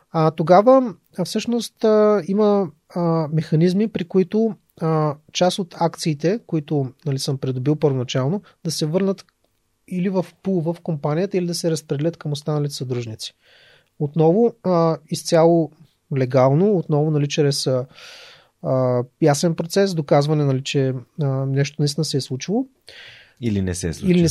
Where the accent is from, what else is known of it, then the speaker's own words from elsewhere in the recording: Ruse, Ruse Province, Bulgaria; аз съм от Руса, нали, нямам възможност да, да се включвам активно в неща, които стават в София